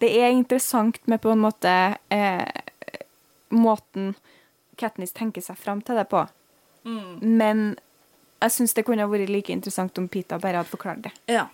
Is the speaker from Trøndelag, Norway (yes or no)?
yes; Trøndelag, Norway; now in Bergen, Norway; som trønder i Bergen